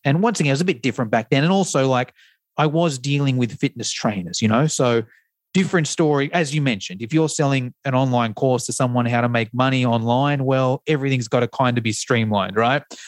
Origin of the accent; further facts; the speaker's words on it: Australia; accent: Australian; an Australian accent